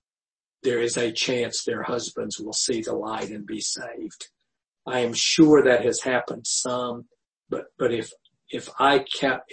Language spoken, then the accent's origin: English; the South, United States; growing up in the South